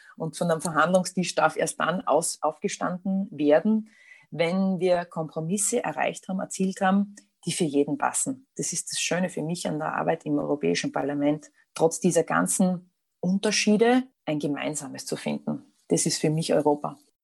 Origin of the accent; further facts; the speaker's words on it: Austria; also born or lived in Styria; bei uns in Österreich